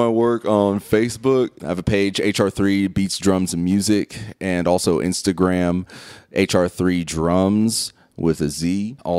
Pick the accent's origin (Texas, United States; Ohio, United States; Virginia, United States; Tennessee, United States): Ohio, United States; Mansfield; now in Akron, United States; I am originally from Mansfield, Ohio